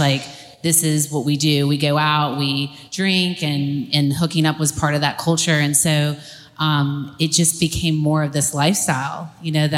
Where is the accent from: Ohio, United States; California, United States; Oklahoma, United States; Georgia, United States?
Georgia, United States; Atlanta; I grew up here in Atlanta